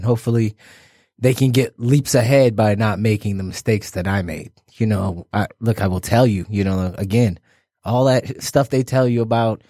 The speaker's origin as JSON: {"language": "English", "town": "Detroit", "region": "Michigan", "country": "United States", "tie": "born or raised there", "said": "I grew up on Plymouth and Evergreen. Mm-hmm. My house is no longer there. After that, we lived in Brightmoor."}